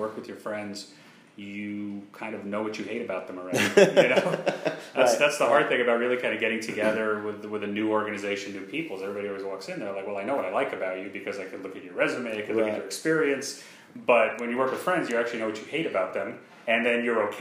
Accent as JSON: {"language": "English", "region": "New York", "country": "United States", "tie": "born or raised there", "moved": "as an adult", "lives_now": "Orlando, United States", "said": "I've been in New York my whole life"}